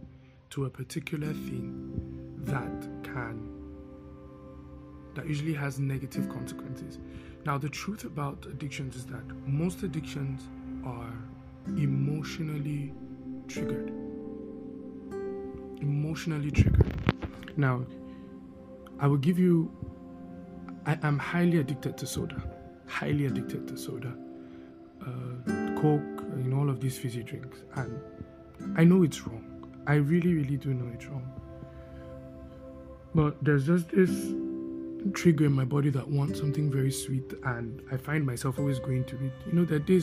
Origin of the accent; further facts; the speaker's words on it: Netherlands; moved away; growing up in Holland, the Netherlands